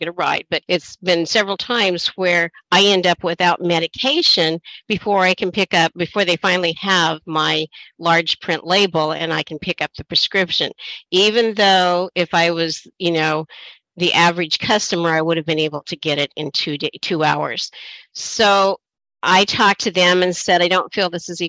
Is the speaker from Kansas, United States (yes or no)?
no; Oregon, United States; now in Washington, United States; I'm originally from Oregon.